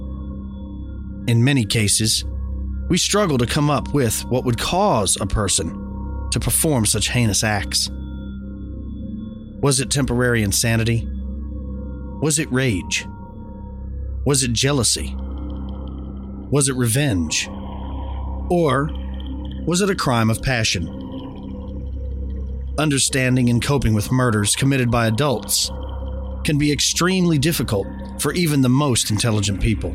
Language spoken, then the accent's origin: English; Texas, United States; my home state of Texas